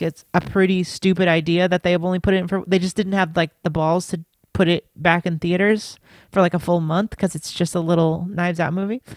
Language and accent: English; United States; as an American